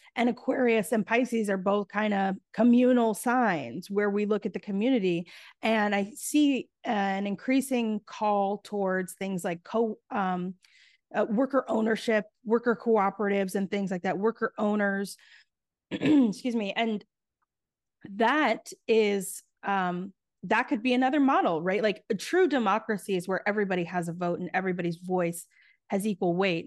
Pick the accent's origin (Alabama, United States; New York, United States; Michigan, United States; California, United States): New York, United States; New York City; I grew up in New York City, um, it was, like, the nineties in the heart of New York City, I was, like, on the Lower East Side